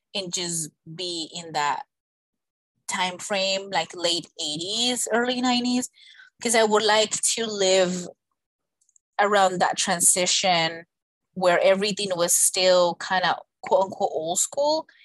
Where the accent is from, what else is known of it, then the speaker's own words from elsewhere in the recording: Colombia; moved away; I was born in Colombia